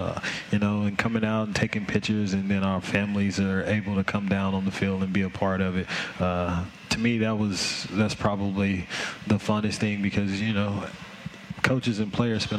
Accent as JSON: {"language": "English", "town": "Memphis", "region": "Tennessee", "country": "United States", "tie": "born or raised there", "said": "Memphis, Tennessee."}